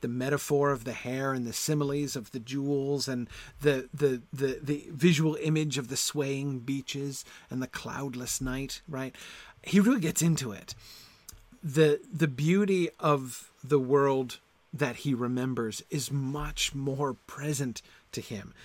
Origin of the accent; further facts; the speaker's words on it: United States; accent: American; my American accent